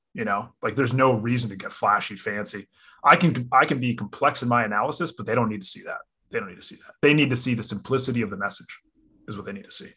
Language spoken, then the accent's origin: English; Connecticut, United States; I grew up in Connecticut, local.